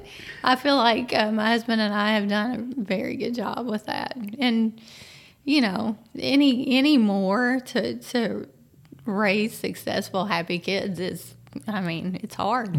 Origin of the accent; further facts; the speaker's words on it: Frankfort, Kentucky, United States; I grew up here